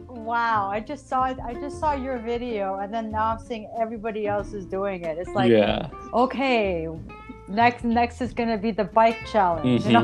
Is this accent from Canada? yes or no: yes; Ottawa, Ontario, Canada; I'm from Canada, Ottawa, Ontario.